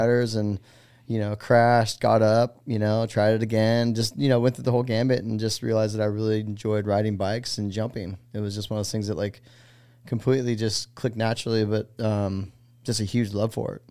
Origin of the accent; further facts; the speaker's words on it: Los Gatos, California, United States; moved away as an adult; now in Greenville, United States; from California, a town called Los Gatos